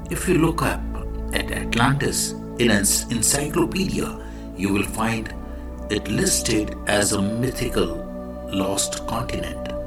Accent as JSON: {"language": "English", "country": "India", "said": "I am the Indian monk."}